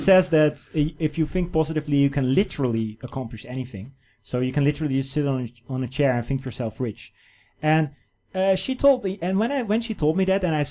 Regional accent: Netherlands; now in China; a Dutch person, my home country

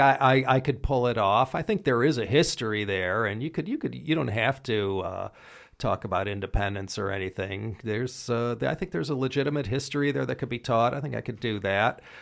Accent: United States; I'm an American

